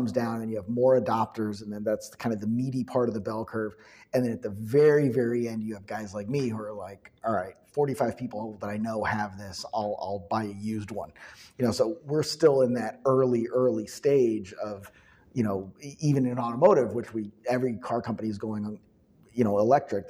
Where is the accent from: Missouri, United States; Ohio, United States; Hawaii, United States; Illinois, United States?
Illinois, United States; Chicago; I'm from Chicago